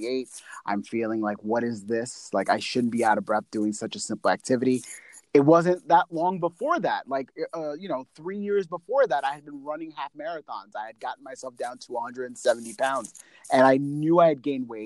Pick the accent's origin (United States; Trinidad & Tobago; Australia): United States; New York; I'm from New York